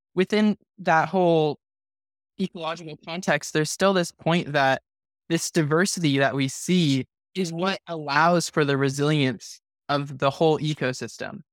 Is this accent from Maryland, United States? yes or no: no; Santa Cruz, California, United States; now in Los Angeles, United States; my hometown in Santa Cruz